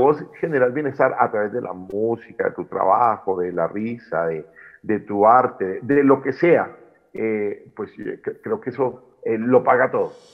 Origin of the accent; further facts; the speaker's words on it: Popayán, Cauca, Colombia; de donde soy yo, soy de Popayán, departamento del Cauca, suroccidente de Colombia